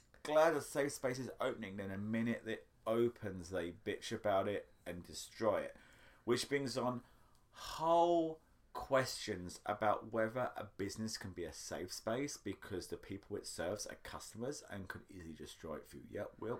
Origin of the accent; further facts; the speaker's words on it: United Kingdom; now in Washington, D.C., United States; As a Brit